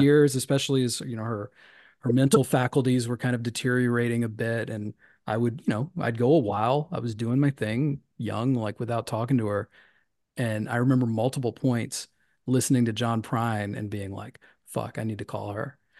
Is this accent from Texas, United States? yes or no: no; Tennessee, United States; Tennessee, my home state